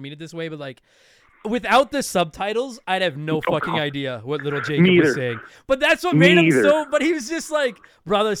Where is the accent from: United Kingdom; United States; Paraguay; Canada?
Canada; We're both Canadian